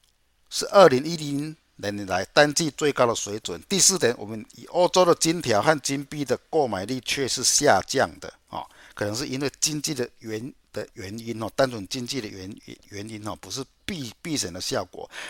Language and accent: Chinese; Chiayi, Taiwan; 我是嘉义的